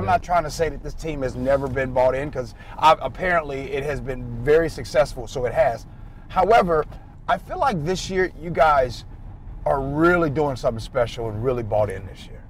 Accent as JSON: {"language": "English", "town": "Chicago", "region": "Illinois", "country": "United States", "tie": "born or raised there", "said": "I'm born and raised in Chicago"}